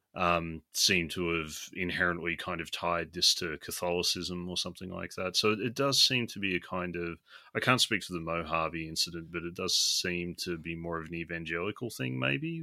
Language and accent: English; Australia